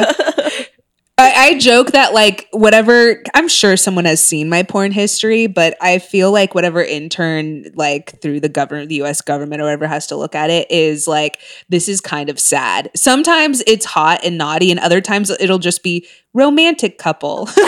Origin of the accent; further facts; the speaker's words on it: Orange County, California, United States; moved away; also born or lived in Texas / Castle Rock, Colorado; growing up in Orange County